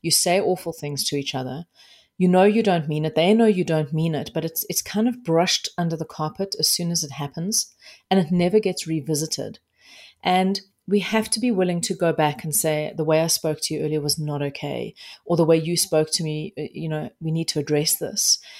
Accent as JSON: {"language": "English", "country": "South Africa", "said": "I am South African"}